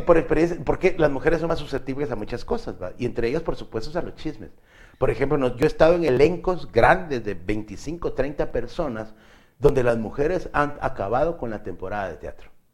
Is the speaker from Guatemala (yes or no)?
yes; Guatemala; los guatemaltecos